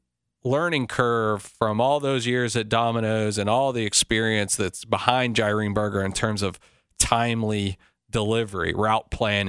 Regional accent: Cleveland, Tennessee, United States; moved away as an adult; also born or lived in Nashville / California / Japan / Afghanistan; I grew up in Cleveland, Tennessee, and, you know, I was in high school when, you know, Peyton Manning and T. Martin were, you know, and T. Martin won the national championship. I grew up a Vol fan.

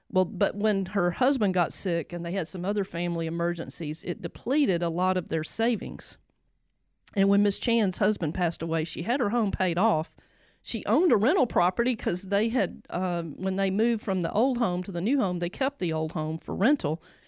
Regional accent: the South, United States; I'm from the South, so I'm gonna say y'all

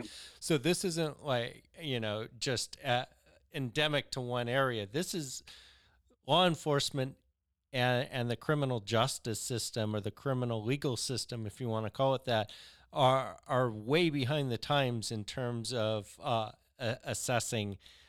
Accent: California, United States; my hometown, a liberal college town in California

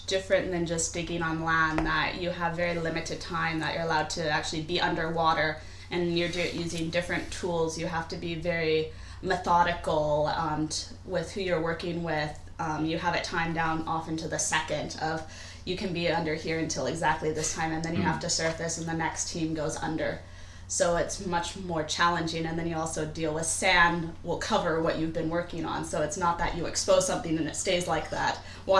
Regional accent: Seattle, Washington, United States; now in United Kingdom

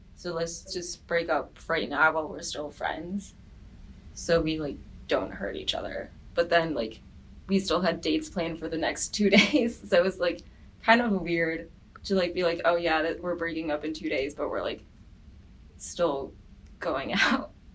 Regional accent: Farmington Hills, Michigan, United States; I'm from Farmington Hills, Michigan

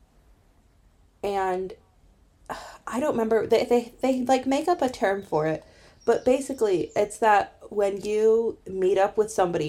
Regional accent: Illinois, United States; moved away as an adult; also born or lived in Ireland; I was born in Illinois

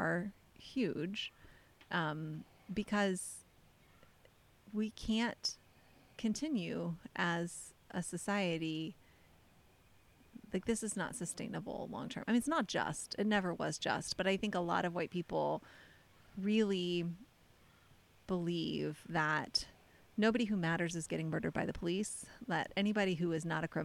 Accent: United States; we as an American culture

